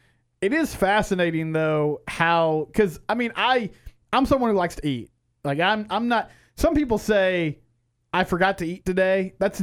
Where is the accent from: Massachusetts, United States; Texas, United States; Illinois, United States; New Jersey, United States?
Texas, United States; McGregor; just down the road from my hometown of McGregor.